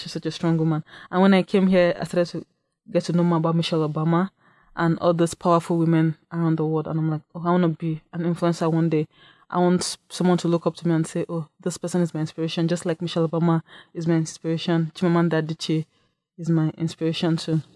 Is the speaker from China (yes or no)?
no; Nigeria; moved away as an adult; now in Saint Cloud, United States; I'm, I'm also from Nigeria, and I came to Saint Cloud State in fall of twenty fourteen